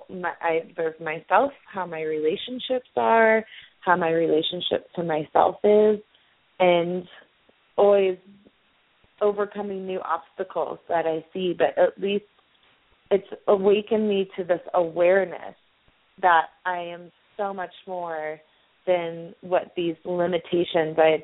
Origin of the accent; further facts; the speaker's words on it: Kansas, United States; moved away; also born or lived in Boulder, Colorado; I grew up in Kansas, I grew up in the United States